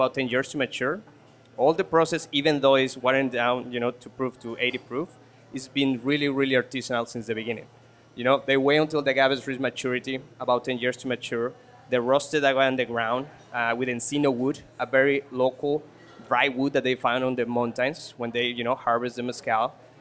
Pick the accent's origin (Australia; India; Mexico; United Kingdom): Mexico; Mexico City; we are from Mexico City originally